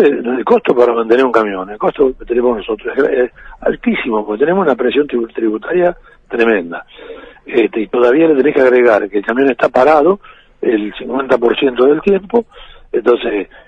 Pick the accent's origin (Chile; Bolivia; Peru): Bolivia; yo soy camionero boliviano y tengo 30.000 litros de gasoil arriba